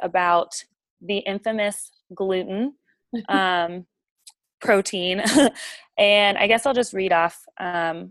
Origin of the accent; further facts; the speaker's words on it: Virginia, United States; moved away as an adult; now in Alabama, United States; I'm originally from Virginia